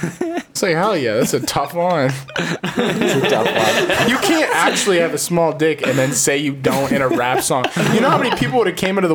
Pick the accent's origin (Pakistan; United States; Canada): Canada; As a Canadian